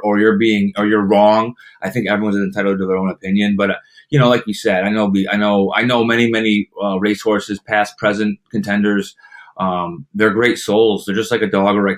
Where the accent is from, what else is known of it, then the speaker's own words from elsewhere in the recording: Saratoga Springs, New York, United States; growing up in Saratoga, being a part of the track for as long as I have